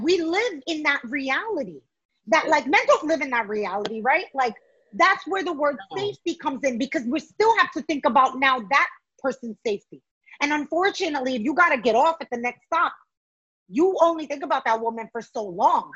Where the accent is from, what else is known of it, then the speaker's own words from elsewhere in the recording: New York City, New York, United States; myself as a New Yorker